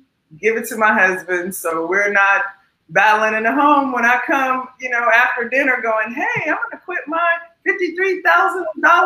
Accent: Las Vegas, Nevada, United States; I'm from Vegas, so I'm obviously a city girl

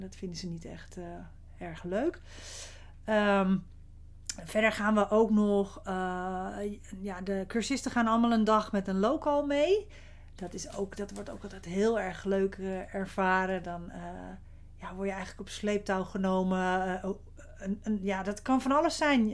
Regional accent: Zandvoort, North Holland, Netherlands; bij ons in Zandvoort gaat natuurlijk iedereen naar het strand

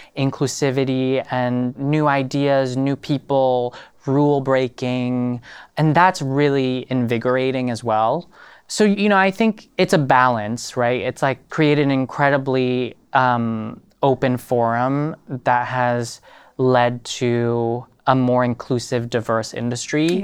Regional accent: Paris, Île-de-France, France; now in New York, United States; growing up in Paris and being French

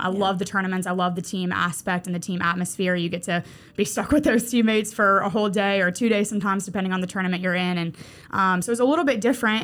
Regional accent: Mandeville, Louisiana, United States; moved away as an adult; now in Mobile, United States; Mandeville, Louisiana, absolutely. That is my hometown.

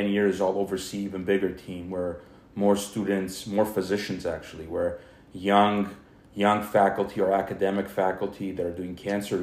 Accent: Glendale, California, United States; I grew up in Glendale. I grew up here

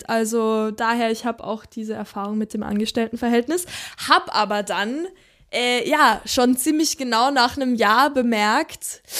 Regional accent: Upper Austria, Austria; also wo ich herkomme, ähm, da bin ich aufgewachsen, so ein ganz kleines Dörfchen ähm, in Oberösterreich.

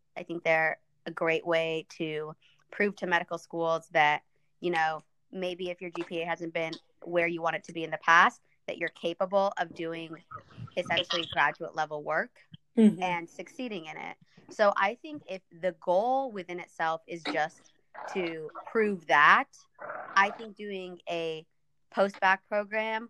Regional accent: Kansas, United States; English is a second language; also born or lived in Ethiopia; We were resettled into Kansas

